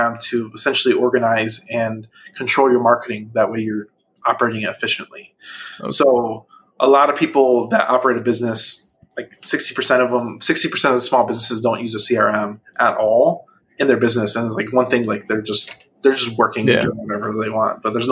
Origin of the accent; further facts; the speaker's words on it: outside Chicago, Illinois, United States; moved away as an adult; also born or lived in Atlanta; I grew up outside Chicago